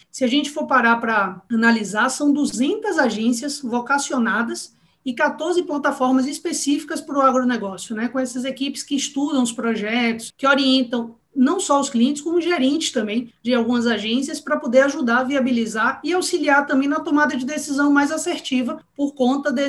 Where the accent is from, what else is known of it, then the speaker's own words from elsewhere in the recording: Salvador, Bahia, Brazil; eu sou baiana, né? Tipo, sou soteropolitana, sou de Salvador, mas minha família é toda do interior da Bahia